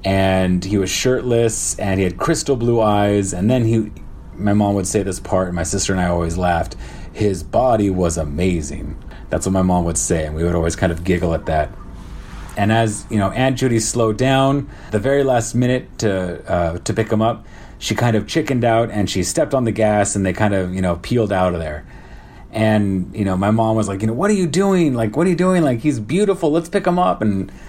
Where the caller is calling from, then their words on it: Shanghai, China; I'm calling from Shanghai, China, and I'm on my 12th day of my 14-day quarantine here in Shanghai.